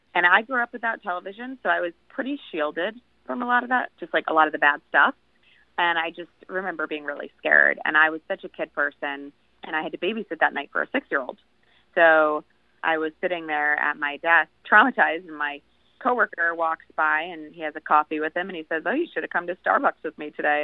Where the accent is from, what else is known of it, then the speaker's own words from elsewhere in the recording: Long Island, New York, United States; my hometown, which is on the end of Long Island